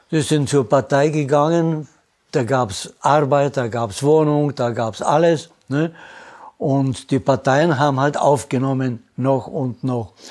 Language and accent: German; Prague, Czechia; born there; also born or lived in Austria; habe gesagt, ich bin ein Österreicher. Gibt es eine Einheit?